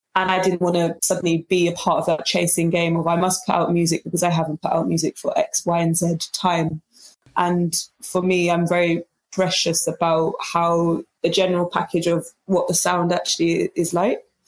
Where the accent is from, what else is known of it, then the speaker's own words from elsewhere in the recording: London, United Kingdom; it's really a blessing to have been born here